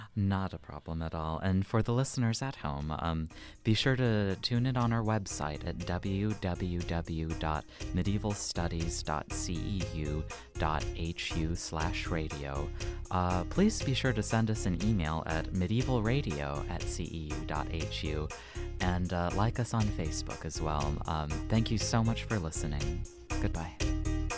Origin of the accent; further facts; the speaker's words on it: United States; as an American medievalist